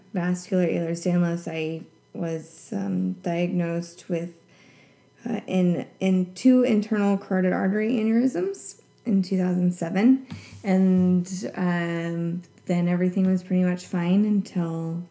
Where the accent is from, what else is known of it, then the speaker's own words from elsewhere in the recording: Centralia, Washington, United States; now in Seattle, United States; my hometown, Centralia